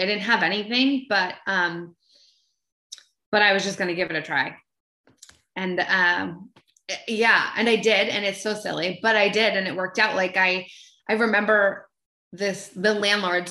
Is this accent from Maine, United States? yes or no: yes; Maine, United States; I'm, I'm from Maine and I'm from this really small town, but like at the time had 2000 people and one blinking red light